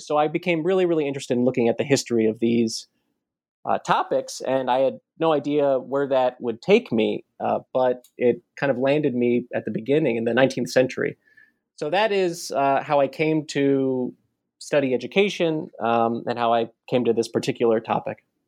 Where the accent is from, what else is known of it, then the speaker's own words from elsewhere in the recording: Baltimore, Maryland, United States; I grew up in Baltimore, uh, not not too far from Washington D.C.